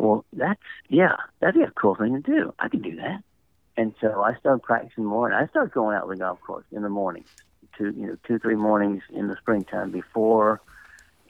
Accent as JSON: {"language": "English", "town": "Nashville", "region": "Tennessee", "country": "United States", "tie": "born or raised there", "also_born_or_lived": "Atlanta", "moved": "yes", "said": "I grew up in Nashville"}